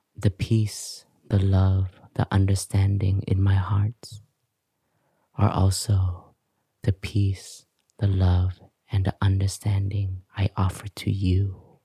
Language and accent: English; Canada; moved away; also born or lived in Vietnam; I grew up in Canada and, um, I grew up with complexes also because my parents were from Vietnam